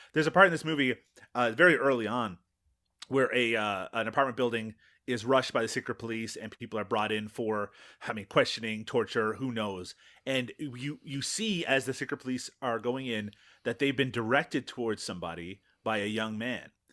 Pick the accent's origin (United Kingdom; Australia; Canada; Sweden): Canada; as a Canadian